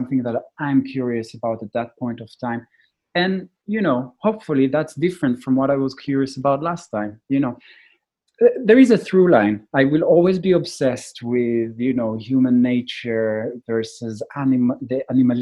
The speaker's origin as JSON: {"language": "English", "town": "Jerusalem", "region": "Jerusalem District", "country": "Israel", "tie": "born or raised there", "said": "I was born in Jerusalem, grew up in Israel, a highly intense place"}